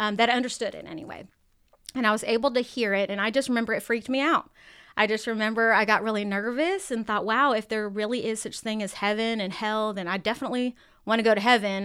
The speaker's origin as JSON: {"language": "English", "town": "San Diego", "region": "California", "country": "United States", "tie": "born or raised there", "moved": "as an adult", "said": "I'm originally from San Diego, California"}